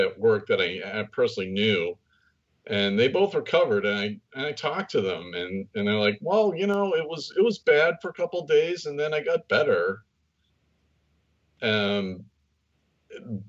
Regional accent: the East, East Coast, United States; now in California, United States; I grew up in the East

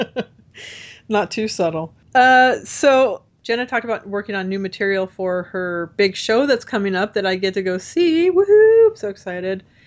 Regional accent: Orange, California, United States; also born or lived in Texas; I'm from Orange, but I don't, I don't, the county's huge

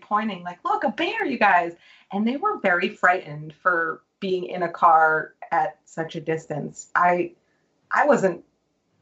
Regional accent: Massachusetts, United States; As a Massachusetts, I don't know what we're called

